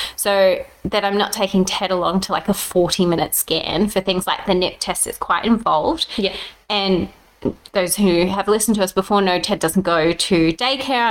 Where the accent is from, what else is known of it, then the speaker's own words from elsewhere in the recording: Brisbane, Queensland, Australia; because I grew up in Brisbane